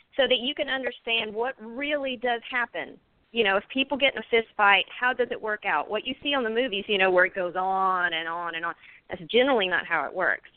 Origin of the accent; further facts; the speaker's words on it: Pace, Florida, United States; also born or lived in Houston, Texas; I'm actually from Houston, and I was raised in Pace